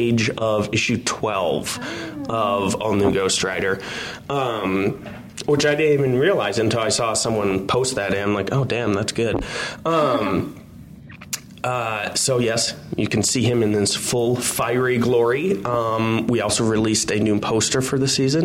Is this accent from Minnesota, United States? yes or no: yes; Minnesota, United States; I grew up in Minnesota